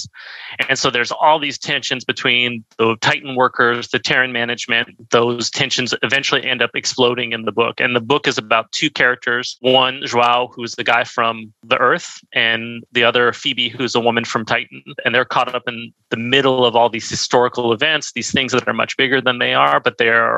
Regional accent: San Diego, California, United States; moved away as an adult; now in Montreal, Canada; I'm originally from San Diego, or I grew up in San Diego

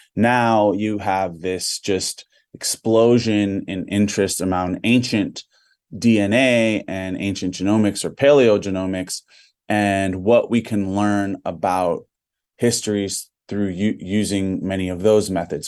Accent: Big Island of Hawaii, United States; I'm Kanakamale native Hawaiian from the Big Island of Hawaii

